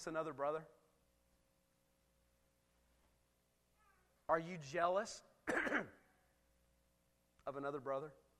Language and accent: English; United States; I'm a proud American. You cut me, I bleed red, white, and blue. Man, I'm American to the bone.